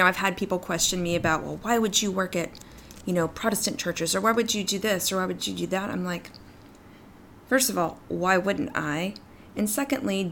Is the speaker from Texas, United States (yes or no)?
yes; East Texas, United States; my own story growing up in East Texas